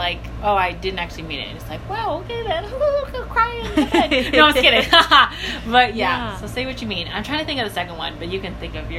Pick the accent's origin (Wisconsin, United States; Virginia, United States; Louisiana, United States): Virginia, United States; also born or lived in China; I'm from Virginia